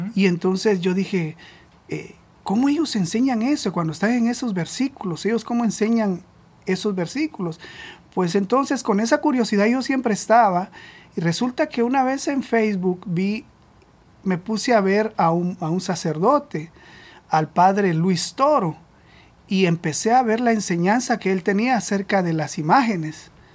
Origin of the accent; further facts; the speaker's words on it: Guatemala; moved away as an adult; now in Providence, United States; nosotros somos de Guatemala